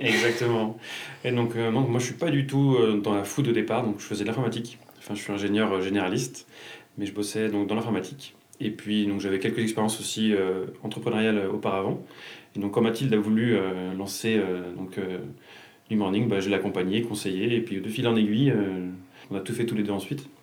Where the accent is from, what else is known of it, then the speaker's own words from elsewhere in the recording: Lyon, Auvergne-Rhône-Alpes, France; je suis lyonnais depuis beaucoup plus longtemps, depuis que j'ai 5 ans